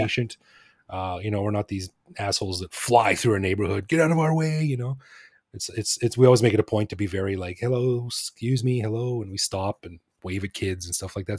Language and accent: English; Alberta, Canada; moved away as an adult; now in Bangkok, Thailand; I'm from Alberta